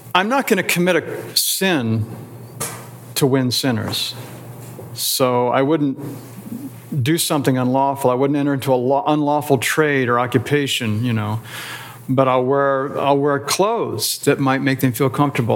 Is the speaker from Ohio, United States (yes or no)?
yes; Canton, Ohio, United States; I grew up in Canton